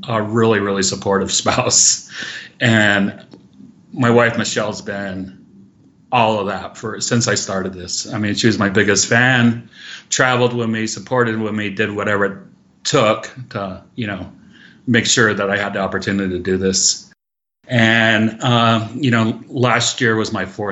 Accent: Massachusetts, United States; moved away as an adult; now in Lake Tahoe, United States; I'm originally from Massachusetts, Massol, and, I was a pretty good skier on the East Coast

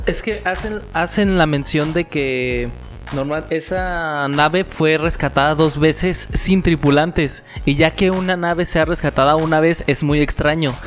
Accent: Mexico; somos mexicanos

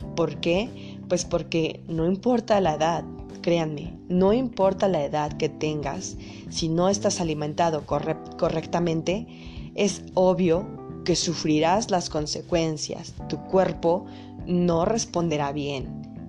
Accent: Puebla, Mexico; Yo soy de México, de Puebla exactamente

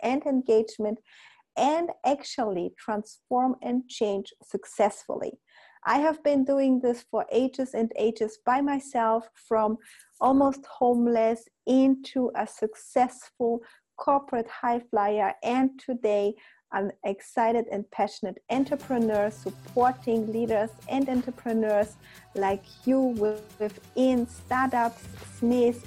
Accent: Poland; we are from Poland

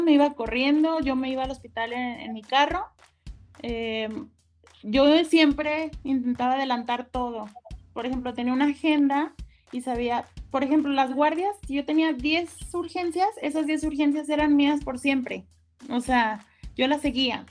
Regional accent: Guadalajara, Jalisco, Mexico; yo soy de aquí de Guadalajara

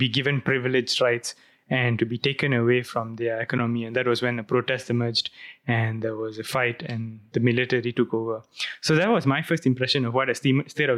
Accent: Malaysia; as a Malaysian

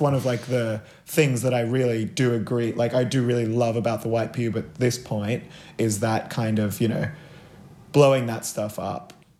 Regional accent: Gold Coast, Queensland, Australia; now in Sydney, Australia; I grew up on the Gold Coast

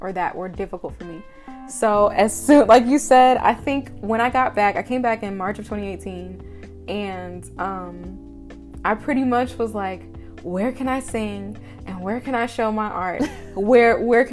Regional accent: Wichita, Kansas, United States; also born or lived in Prairie View, Texas; I'm from Wichita, was born and raised here, stayed here until I left for college

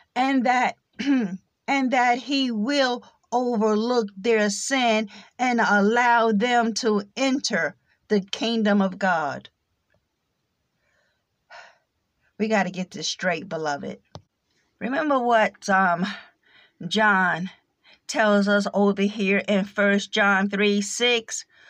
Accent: United States; accent: American English; first language English; American English is my native tongue

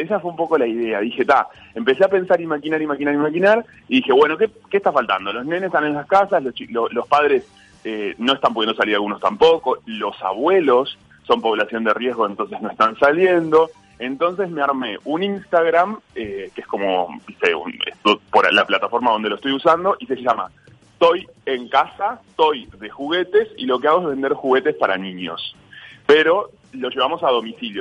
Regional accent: Uruguay; now in Buenos Aires, Argentina; estoy en mi país, está mi familia, mis amigos

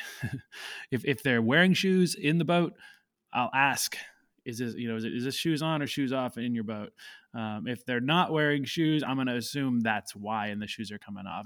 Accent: Canada; moved away as an adult; I grew up in Canada

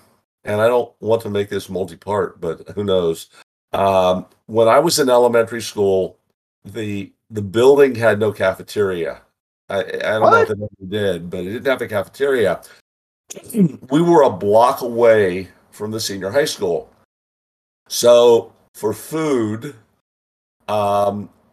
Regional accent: Western Pennsylvania, United States; moved away as an adult; I grew up in Western Pennsylvania

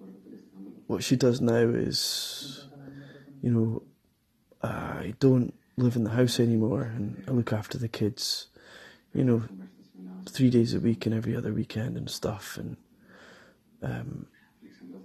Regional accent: Glasgow, Scotland, United Kingdom; I am from Glasgow

